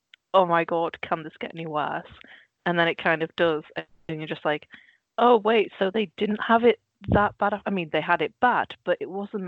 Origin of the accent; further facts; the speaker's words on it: Netherlands; moved away; I grew up in Holland, so our TV was basically everything in its original, you know, its native language, and then Dutch subtitles.